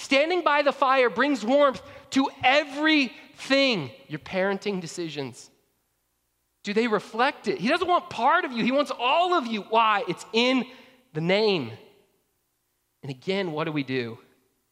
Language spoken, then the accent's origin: English; Georgia, United States; I grew up in Georgia